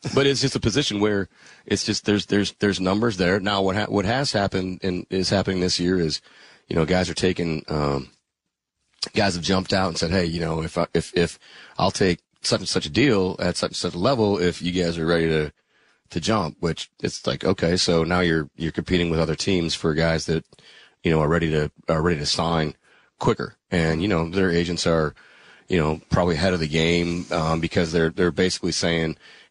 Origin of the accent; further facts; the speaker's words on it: Green Bay, Wisconsin, United States; moved away; I grew up in Green Bay.